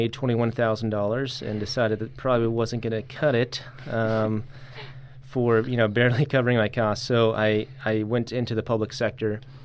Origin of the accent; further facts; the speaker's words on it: Erie County, Pennsylvania, United States; moved away as an adult; also born or lived in Tuscaloosa, Alabama / Mississippi; growing up in Erie County